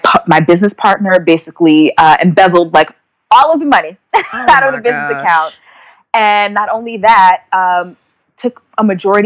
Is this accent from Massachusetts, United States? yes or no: no; New Jersey, United States; moved away as an adult; also born or lived in Washington, D.C.; I was back in New Jersey. I'm from New Jersey